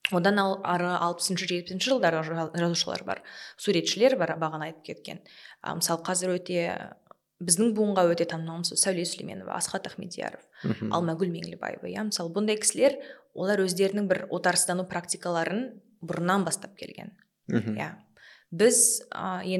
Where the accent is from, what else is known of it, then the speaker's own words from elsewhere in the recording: Kazakhstan; мен сол үш тілді қазақ болған мүмкіндігім бар бірақ мен ол үш орыс тілді ортада өскен адаммын